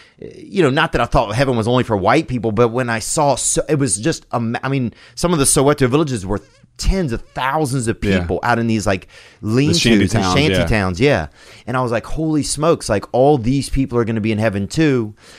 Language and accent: English; Louisiana, United States; I grew up in Louisiana, and it was really 50-50 in our area